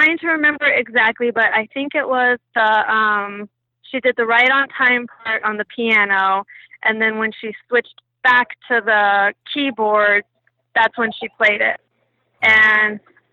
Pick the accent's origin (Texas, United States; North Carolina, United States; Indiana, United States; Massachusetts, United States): Texas, United States; Austin; I'm from Austin.